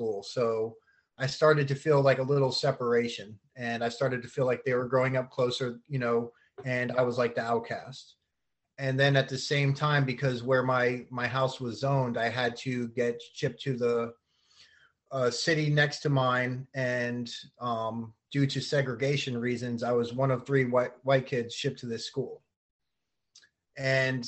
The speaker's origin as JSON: {"language": "English", "town": "Keyport", "region": "New Jersey", "country": "United States", "tie": "born or raised there", "also_born_or_lived": "Union Beach, New Jersey", "said": "I was born in New Jersey, and I come from a very big family there"}